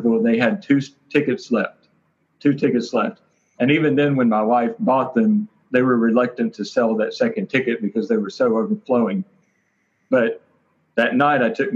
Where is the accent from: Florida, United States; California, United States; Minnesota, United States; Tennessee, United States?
Tennessee, United States; Memphis; now in Fort Worth, United States; I'm from Memphis, Tennessee